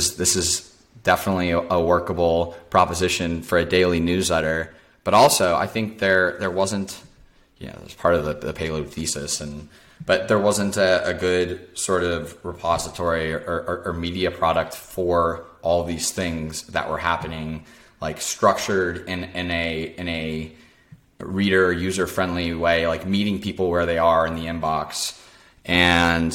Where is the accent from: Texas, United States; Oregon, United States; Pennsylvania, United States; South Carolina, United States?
Texas, United States; Dallas; now in Austin, United States; I grew up in Dallas